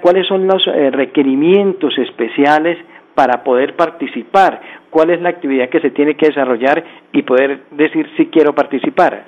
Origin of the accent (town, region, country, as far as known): Colombia